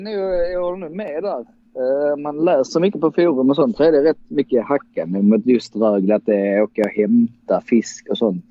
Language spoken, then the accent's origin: Swedish; Dalby, Skåne, Sweden; also born or lived in Gothenburg; jag är faktiskt född i Göteborg men vi flyttade snabbt ner till Skåne igen eh, där mamma är från. Eh, och bosatte oss då i Dalby